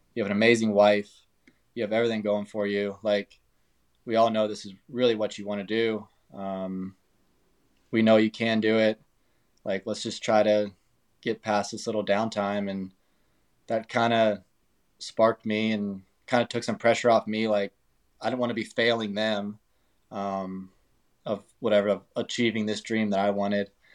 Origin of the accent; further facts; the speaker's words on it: California, United States; moved away; my hometown in California